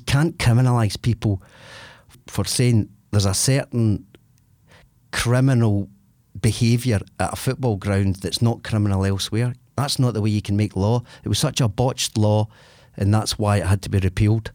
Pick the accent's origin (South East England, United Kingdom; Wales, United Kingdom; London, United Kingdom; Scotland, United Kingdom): Scotland, United Kingdom; Larkhall; I come from Lark Hall, so I come from a place, an area where there's a pub there